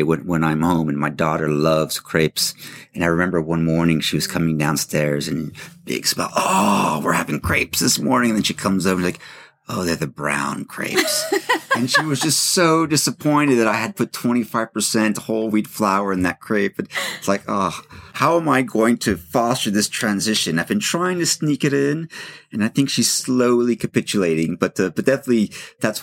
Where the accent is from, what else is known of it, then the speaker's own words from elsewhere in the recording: Los Angeles, California, United States; moved away as an adult; now in France; I grew up in Los Angeles